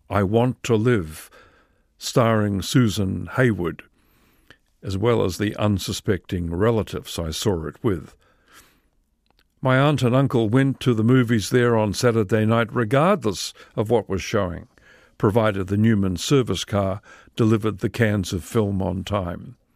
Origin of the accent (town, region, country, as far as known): New Zealand